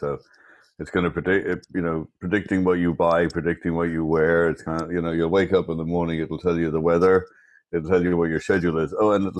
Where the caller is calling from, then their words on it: Scarsdale, New York, United States; I'm calling in from sunny Scarsdale, New York.